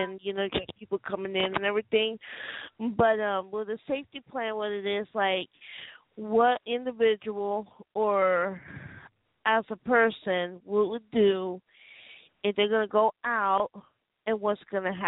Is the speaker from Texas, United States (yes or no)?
yes; Killeen, Texas, United States; I'm from Killeen, Texas. I'm from the Central Texas area